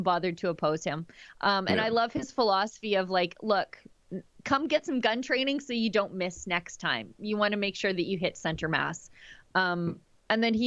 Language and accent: English; Canada; as a Canadian